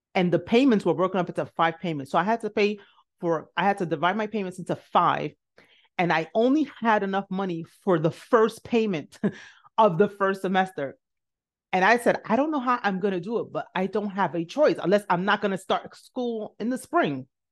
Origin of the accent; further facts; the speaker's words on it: New York City, New York, United States; also born or lived in Nigeria; I grew up in the South Bronx